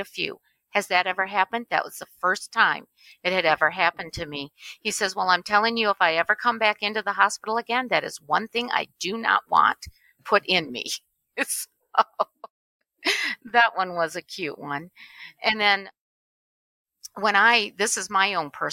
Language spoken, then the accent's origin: English; Michigan, United States; I was born and raised in Michigan